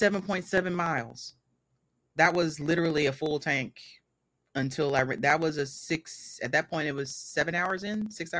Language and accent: English; Mississippi, United States; I was the weird person the entire time I was growing up here. I'm from Mississippi. I am Mississippi homegrown. I'm Mississippi made.